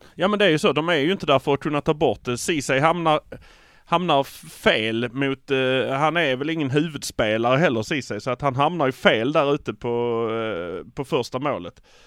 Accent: Malmö, Skåne, Sweden; vi är från Malmö.

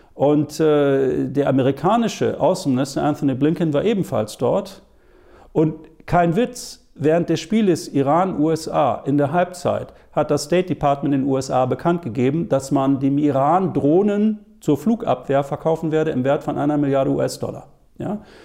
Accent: Germany; bei uns in Deutschland

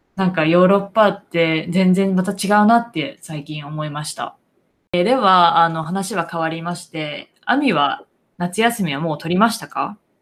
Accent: Japan; now in United States; 私は日本で育った

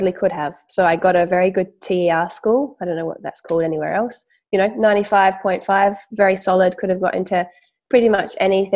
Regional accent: Adelaide, South Australia, Australia; also born or lived in Willunga, South Australia; So I'm from Adelaide. We moved down to a beautiful country town called Wollunga

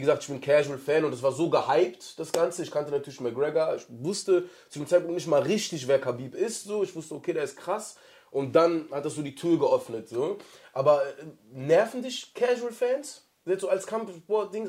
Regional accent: North Rhine-Westphalia, Germany; bei uns in NRW hast du den Ruhrpott

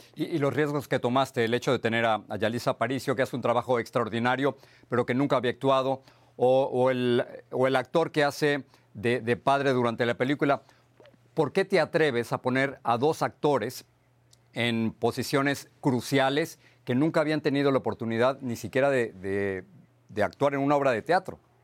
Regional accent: Mexico City, Mexico; yo crecí en, en, Echegaray, en la Ciudad de México

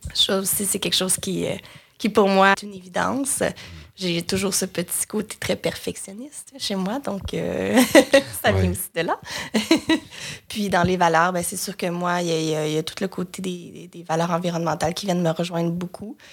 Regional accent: Joliette, Quebec, Canada; moved away as an adult; also born or lived in Sherbrooke, Canada; now in Montreal, Canada; je viens de Joliette dans la naudière qui est un peu au nord euh, de Montréal.

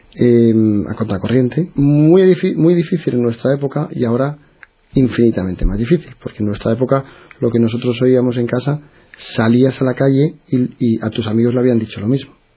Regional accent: Madrid, Community of Madrid, Spain; moved away as an adult; now in Bilbao, Spain; Nací en Madrid, en una, bueno, una familia católica

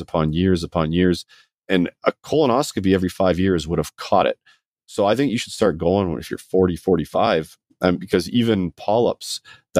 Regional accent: Scotland, United Kingdom; I was born in Scotland.

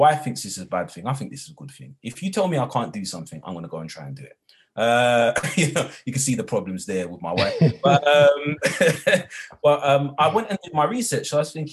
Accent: London, United Kingdom; I'm from London, I'm a Londoner. And I wasn't born with a silver spoon in my mouth. I was raised in not the greatest of towns on the outskirts of East London

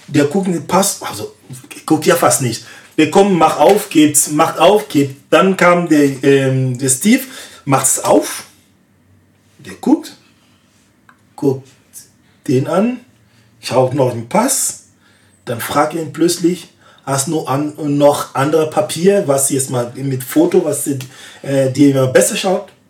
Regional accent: West, Côte d’Ivoire; In meinem Land, ich komme eigentlich aus dem Westen.

